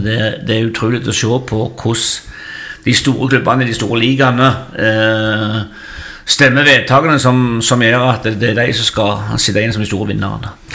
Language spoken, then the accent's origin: Norwegian; Figgjo, Rogaland, Norway; Ja, jeg er jo eh, født og oppvokst på Figgen. Det heter jo Figgjo